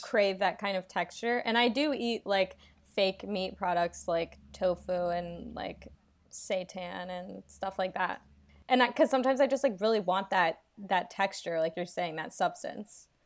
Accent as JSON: {"language": "English", "town": "Atlanta", "region": "Georgia", "country": "United States", "tie": "born or raised there", "moved": "yes", "said": "I'm from Atlanta"}